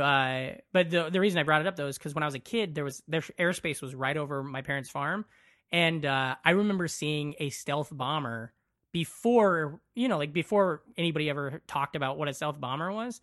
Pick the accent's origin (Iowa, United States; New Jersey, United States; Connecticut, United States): Iowa, United States; western; born or raised there